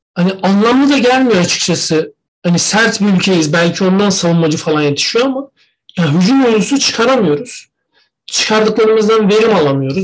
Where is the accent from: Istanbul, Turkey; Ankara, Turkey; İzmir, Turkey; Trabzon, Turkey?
Trabzon, Turkey; ben bile Trabzonsporlu olduğum için, Trabzonlu olduğum için küfür yiyorum